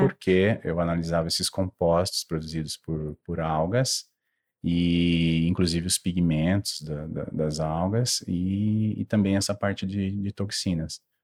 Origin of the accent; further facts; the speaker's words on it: Taubaté, São Paulo, Brazil; moved away; de onde eu vim, eu vim de Taubaté, no Vale do Paraíba